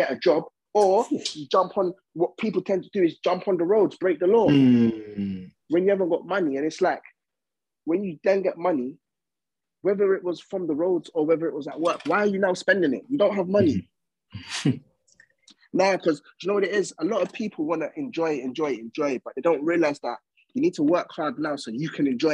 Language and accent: English; Essex, East of England, United Kingdom; also born or lived in East London / Coventry; I'm from Essex, innit?